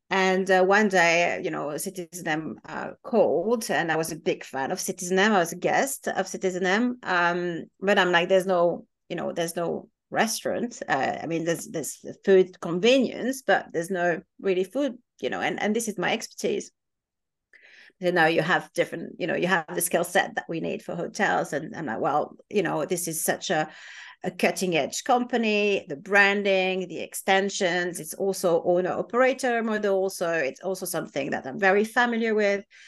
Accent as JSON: {"language": "English", "country": "France", "moved": "yes", "lives_now": "United Kingdom", "said": "I'm French, my husband is half Irish, half Belgian"}